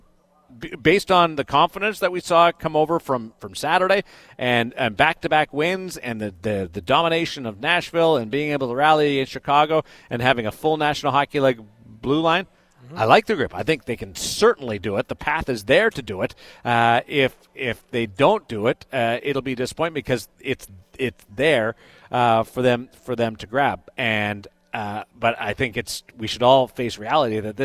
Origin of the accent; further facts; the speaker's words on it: Canada; I'm a Canadian guy